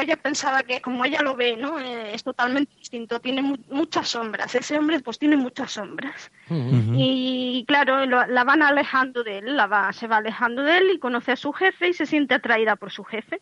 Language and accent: Spanish; Madrid, Community of Madrid, Spain; moved away as an adult; now in A Coruña, Spain; yo nací en Madrid